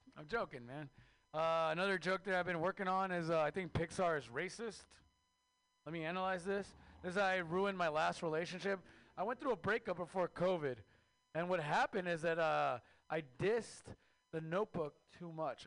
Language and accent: English; Mexico; now in United States; I am Mexican from Mexico